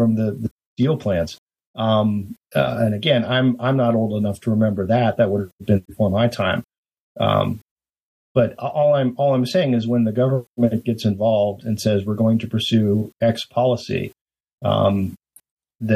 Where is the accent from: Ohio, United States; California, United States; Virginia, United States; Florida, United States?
Ohio, United States; Youngstown; I grew up in Youngstown, Ohio, which is at one point, one of the steelmaking capitals of the world